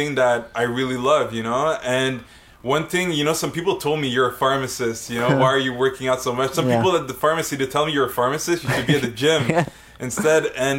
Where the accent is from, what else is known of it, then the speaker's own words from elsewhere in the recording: Montreal, Quebec, Canada; I'm a Montrealer.